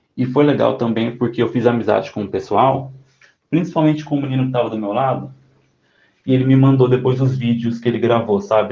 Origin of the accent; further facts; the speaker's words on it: São Paulo, Brazil; eu tenho 27 anos e eu sou de São Paulo